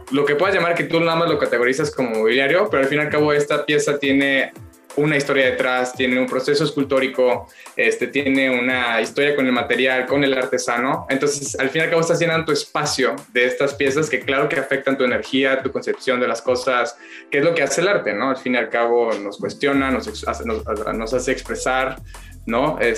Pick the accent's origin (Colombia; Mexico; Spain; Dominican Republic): Mexico; la mayoría somos mexicanos, ¿no?